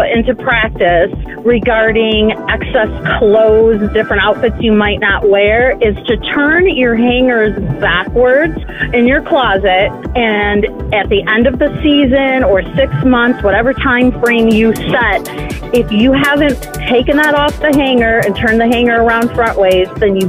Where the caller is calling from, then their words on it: Marshall, Michigan, United States; I'm calling from Marshall, Michigan.